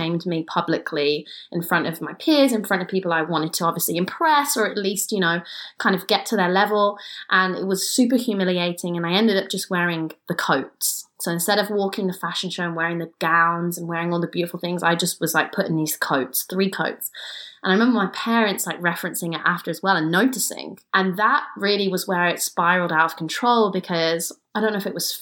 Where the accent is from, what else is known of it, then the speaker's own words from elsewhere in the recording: Kidderminster, West Midlands, United Kingdom; I'm from Kidderminster, England